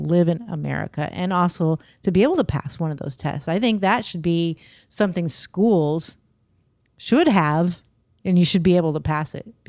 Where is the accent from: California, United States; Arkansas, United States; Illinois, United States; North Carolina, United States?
California, United States; moved away as an adult; now in Florida, United States; I grew up there too.